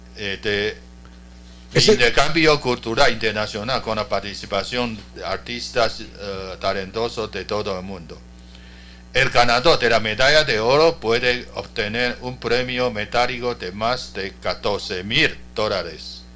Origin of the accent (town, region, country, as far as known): Taiwan